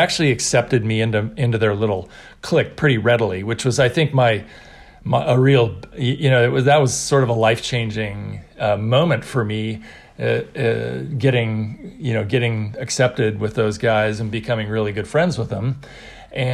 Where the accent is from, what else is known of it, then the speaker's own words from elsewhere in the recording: Mendocino, California, United States; I was an outsider. I was this kid from Mendocino.